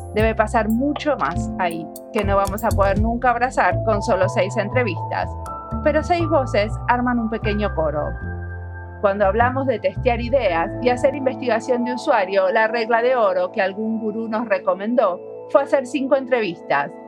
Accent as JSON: {"language": "Spanish", "country": "Argentina", "said": "soy argentina, viéndolo desde afuera"}